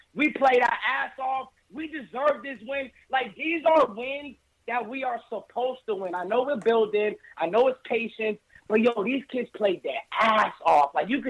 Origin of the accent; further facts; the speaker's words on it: New York City, New York, United States; now in Boston, United States; So I live in Boston, guys. I'm from New York, from the Bronx. I live in Boston.